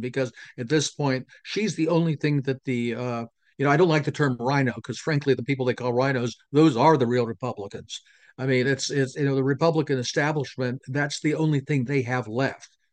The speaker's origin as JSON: {"language": "English", "region": "Pennsylvania", "country": "United States", "tie": "born or raised there", "said": "in Pennsylvania, it's my home state"}